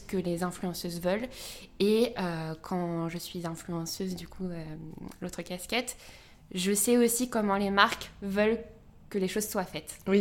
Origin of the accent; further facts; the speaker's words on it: Orléans, Centre-Val de Loire, France; now in Paris, France; je suis née à Orléans, parisienne aujourd'hui, mais pour plus très longtemps.